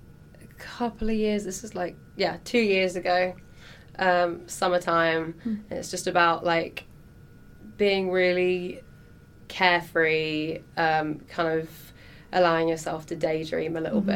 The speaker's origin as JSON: {"language": "English", "region": "London", "country": "United Kingdom", "tie": "born or raised there", "said": "So my hometown show was London, and that was a really good gig."}